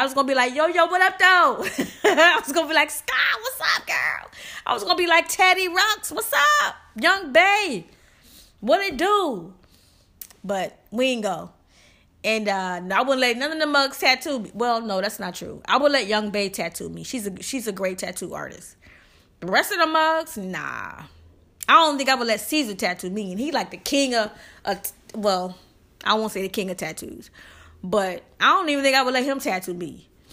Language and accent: English; the South, United States; I'm from the South